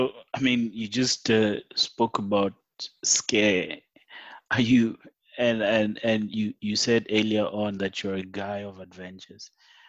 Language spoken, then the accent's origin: English; Bela-Bela, Limpopo, South Africa; the young people in Bilabela, as you mentioned, I mean, right now there are many bands or DJs in my hometown